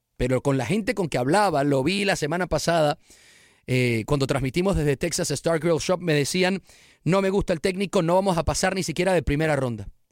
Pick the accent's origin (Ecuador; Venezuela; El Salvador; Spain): Venezuela; en mi país, Venezuela